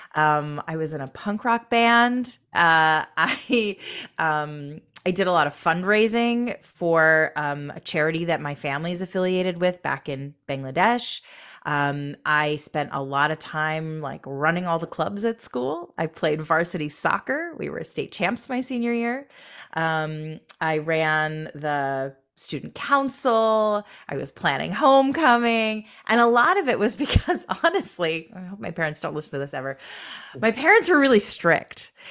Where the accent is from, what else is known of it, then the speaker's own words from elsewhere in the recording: Michigan, United States; also born or lived in Boston / New York / Seattle / Los Angeles; now in Long Beach, United States; I grew up in Michigan.